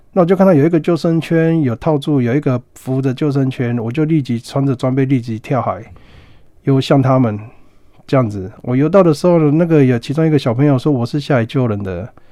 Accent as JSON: {"language": "Chinese", "area": "Qixingtan fishing village", "region": "Hualien County", "country": "Taiwan", "tie": "born or raised there", "said": "我住在七星潭的渔村长大"}